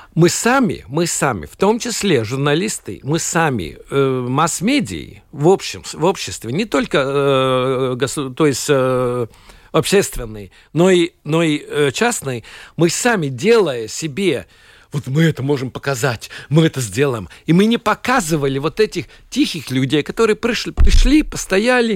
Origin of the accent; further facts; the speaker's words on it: Latvia; я латыш